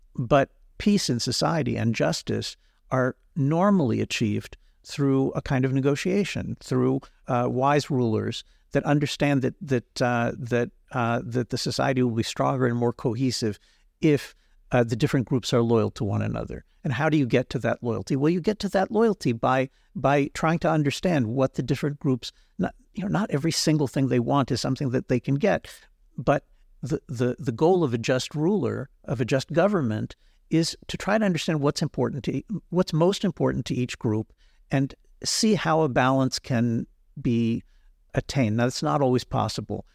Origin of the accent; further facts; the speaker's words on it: United States; now in Israel; when I was growing up in the United States